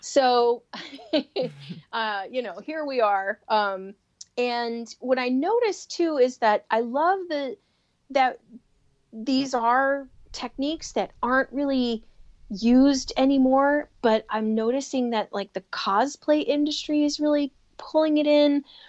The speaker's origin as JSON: {"language": "English", "town": "Chicago", "region": "Illinois", "country": "United States", "tie": "born or raised there", "said": "Growing up in Chicago"}